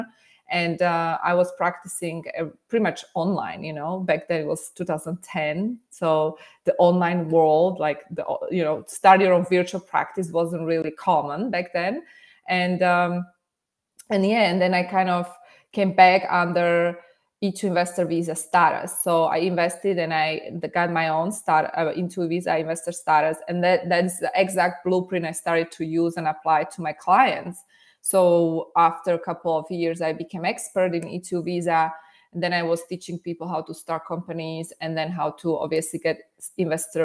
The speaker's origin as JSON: {"language": "English", "country": "Slovakia", "tie": "born or raised there", "second_language": "English", "moved": "as an adult", "lives_now": "United States", "said": "originally I was born and raised in Slovakia"}